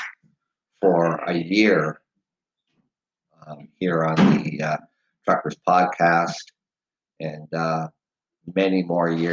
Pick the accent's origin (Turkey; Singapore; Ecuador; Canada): Canada; being Canadian